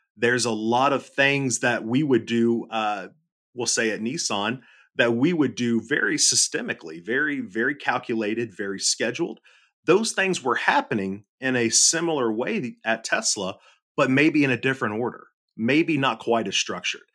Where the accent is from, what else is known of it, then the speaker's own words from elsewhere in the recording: Middle Tennessee, United States; I grew up, I grew up in Middle Tennessee, uh, born and raised here